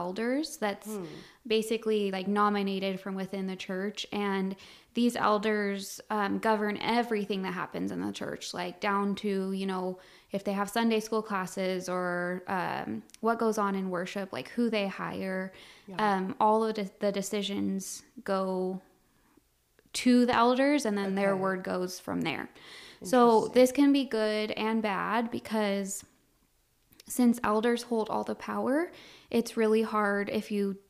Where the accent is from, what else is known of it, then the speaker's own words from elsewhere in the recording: Colorado, United States; now in Wichita, United States; I'm originally from Colorado, and I was born and raised there. And then I now live outside of Wichita, Kansas.